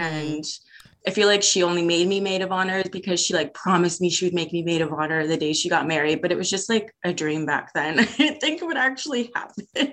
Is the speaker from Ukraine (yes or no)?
no; Hamilton, Ontario, Canada; also born or lived in Vancouver; Hamilton's my hometown, but I did live out in Vancouver for about two years